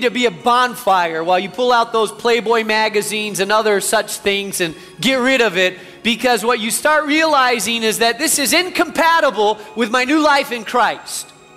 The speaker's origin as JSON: {"language": "English", "country": "Spain", "tie": "born or raised there", "moved": "yes", "lives_now": "United States", "said": "I grew up in Spain, have a real heart for the Spanish community."}